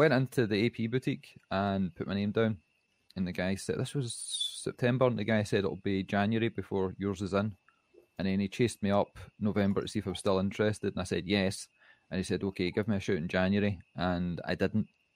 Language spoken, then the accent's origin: English; Scotland, United Kingdom; we're Scottish.